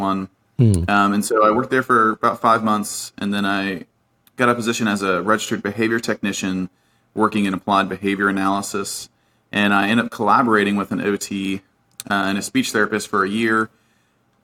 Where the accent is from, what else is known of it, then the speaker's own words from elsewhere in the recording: Virginia, United States; I grew up in Virginia